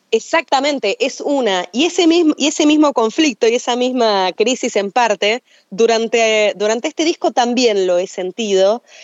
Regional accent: Buenos Aires, Argentina; Yo soy de Buenos Aires, o sea, ah, soy folclorista de Buenos Aires

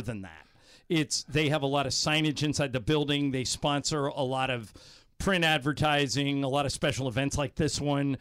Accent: Southern California, United States; moved away; growing up in Southern California

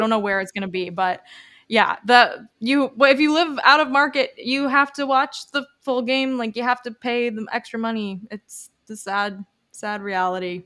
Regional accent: United States; I'm an American.

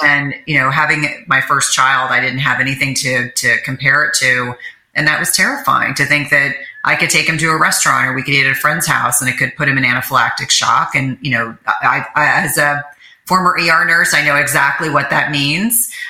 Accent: New Jersey, United States; I grew up in New Jersey

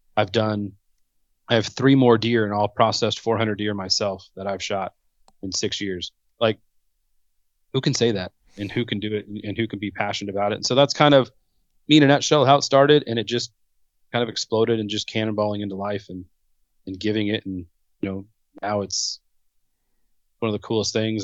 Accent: Southern California, United States; born and raised in Southern California

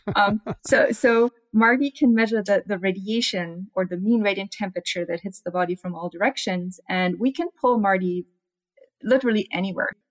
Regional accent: Germany; now in Arizona, United States; I'm from Germany

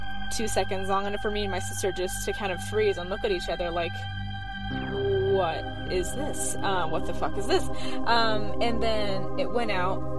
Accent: Iowa, United States; now in Utah, United States; I live in Utah, but I grew up in Iowa.

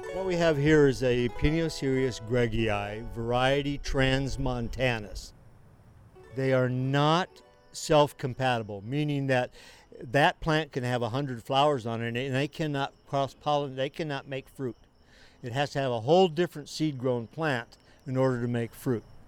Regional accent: Pacific Northwest, United States; moved away; I was raised in Pacific Northwest

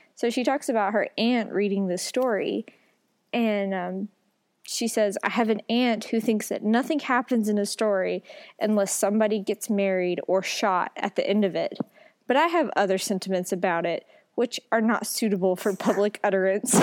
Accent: the South, United States; Growing up in the South

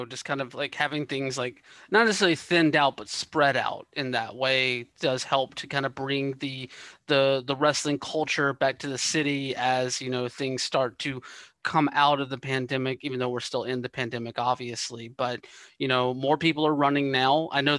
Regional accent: the South, United States; I'm from the South.

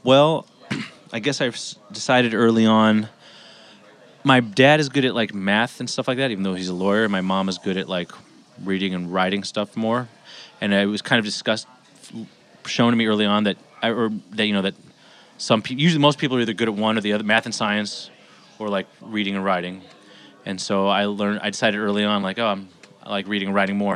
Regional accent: Los Angeles, California, United States; also born or lived in Bay Area; I grew up in Los Angeles

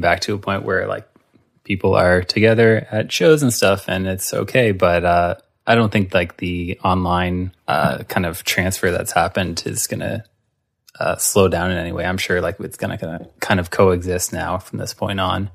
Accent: Halifax, Nova Scotia, Canada; moved away; also born or lived in Hamilton; growing up in Halifax

